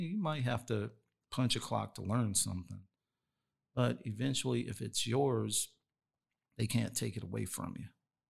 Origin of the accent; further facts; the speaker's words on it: East Coast, United States; like, I'm from the East Coast, So I had to learn a different style of hip hop.